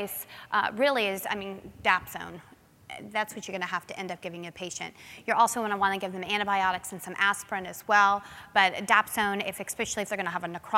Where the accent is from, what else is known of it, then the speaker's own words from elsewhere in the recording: New Smyrna Beach, Florida, United States; I grew up in New Smyrna Beach, which is in Florida